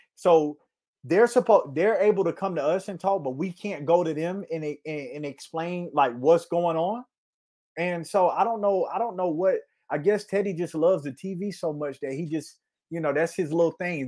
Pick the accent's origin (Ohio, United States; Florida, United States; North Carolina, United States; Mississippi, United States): Florida, United States; moved away; I'm from Florida